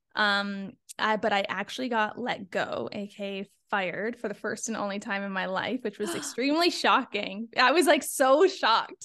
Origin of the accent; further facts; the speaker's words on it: Niagara Falls, Ontario, Canada; moved away as an adult; also born or lived in Toronto / Sweden; now in Florida, United States; I come from a small town. I'm from Niagara Falls